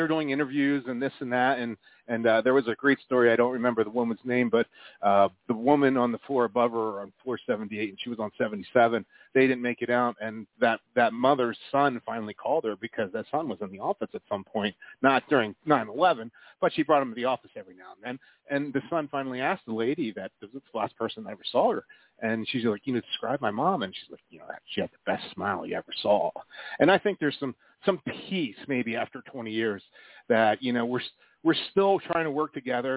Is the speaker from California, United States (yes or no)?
no; East Coast, about an hour and a half from Philly, Pennsylvania, United States; now in Colorado, United States; growing up on the East Coast and growing up about an hour and a half from Philly and about an hour and 45 from New York City